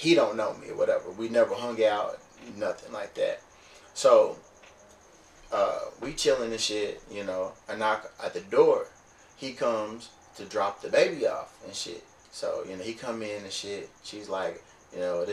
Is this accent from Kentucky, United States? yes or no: yes; Louisville, Kentucky, United States; I'm from Louisville